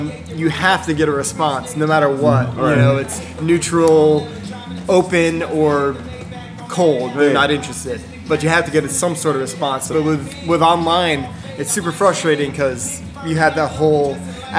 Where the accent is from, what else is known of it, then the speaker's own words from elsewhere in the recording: outside of Philadelphia, Pennsylvania, United States; also born or lived in Center City, Philadelphia; Grew up outside of Philly, but right now I live in Center City